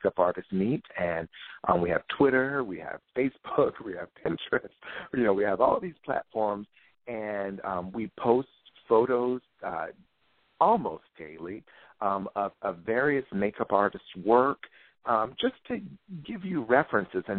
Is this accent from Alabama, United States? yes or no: no; Virginia, United States; growing up in Virginia